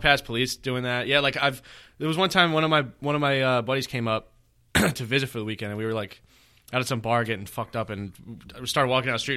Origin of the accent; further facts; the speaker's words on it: New York City, New York, United States; now in Long Island, United States; I grew up in Brooklyn. Yeah, you know what I mean. I lived there till I was seventeen